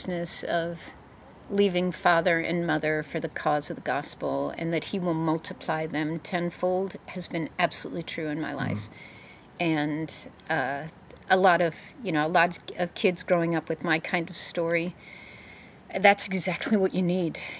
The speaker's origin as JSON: {"language": "English", "area": "Montgomery County", "region": "Maryland", "country": "United States", "tie": "born or raised there", "said": "I came from Montgomery County, Maryland. We were the leading school district in the country when I was growing up"}